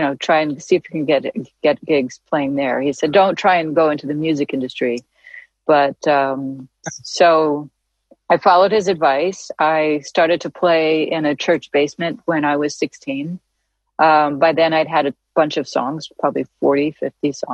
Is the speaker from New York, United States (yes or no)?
yes; New York City, New York, United States; also born or lived in Santa Monica, California; I came from New York City